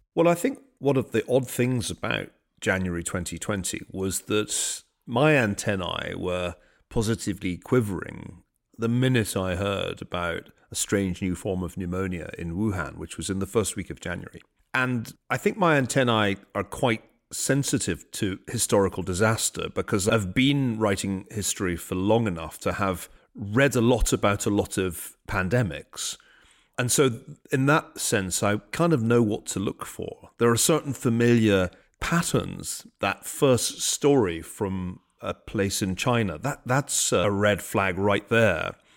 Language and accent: English; Glasgow, Scotland, United Kingdom; when I was growing up in Glasgow.